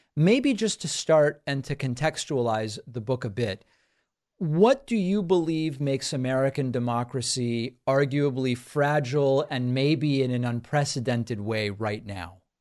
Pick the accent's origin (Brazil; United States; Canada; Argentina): Argentina; I'm from Argentina